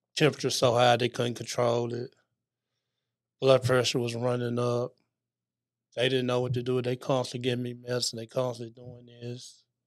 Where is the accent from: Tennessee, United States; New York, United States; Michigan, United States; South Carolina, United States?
Tennessee, United States; Memphis; also born or lived in Greenville, Illinois; I was born in White Haven, right there on Sullivan Street, right there in the middle of White Haven